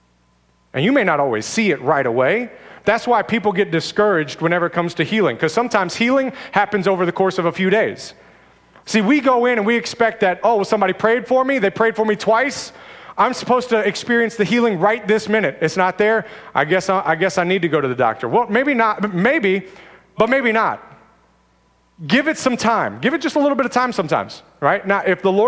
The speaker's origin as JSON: {"language": "English", "country": "United States"}